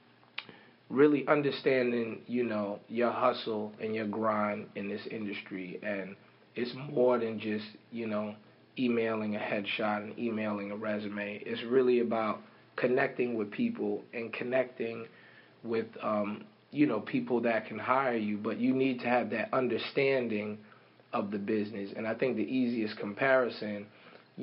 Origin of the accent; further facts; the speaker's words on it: New York City, New York, United States; I'm from Harlem